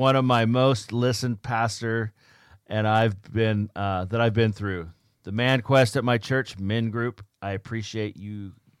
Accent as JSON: {"language": "English", "country": "Pakistan", "said": "but originally I'm from Pakistan."}